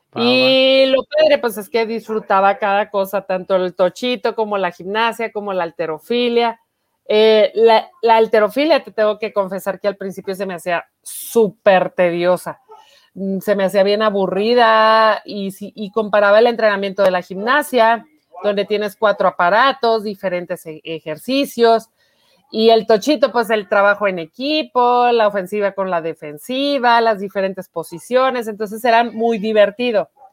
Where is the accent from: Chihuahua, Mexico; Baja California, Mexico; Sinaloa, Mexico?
Chihuahua, Mexico; Yo soy de aquí, de Chihuahua, Chihuahua. Mm, aquí nací